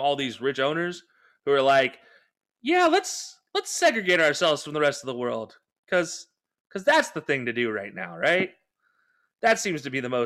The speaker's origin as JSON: {"language": "English", "country": "United States", "said": "we as American fans"}